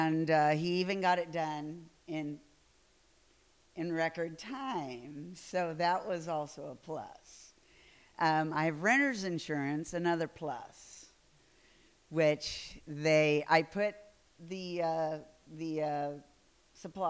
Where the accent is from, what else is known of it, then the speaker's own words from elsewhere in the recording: Midwest, United States; I'm from the Midwest